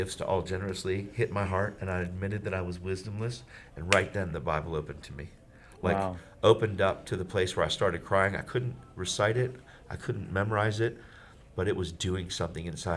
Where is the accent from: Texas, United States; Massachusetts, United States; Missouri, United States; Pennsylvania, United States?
Pennsylvania, United States; York; my hometown, which was York, PA